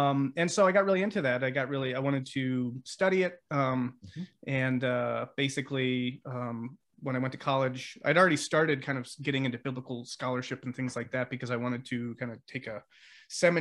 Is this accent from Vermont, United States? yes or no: yes; Vermont, United States; I grew up in Vermont